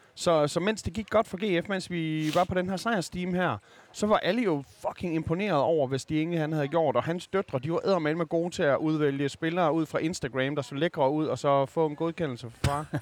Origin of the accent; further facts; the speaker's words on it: Skanderborg, Central Denmark Region, Denmark; som vokset op i Skanderborg